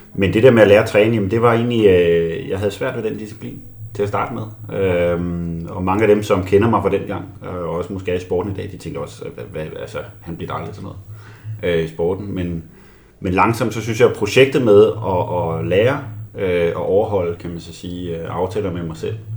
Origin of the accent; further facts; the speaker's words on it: Albertslund, Capital Region of Denmark, Denmark; Jeg voksede op i Albertslund øh, som 14-årig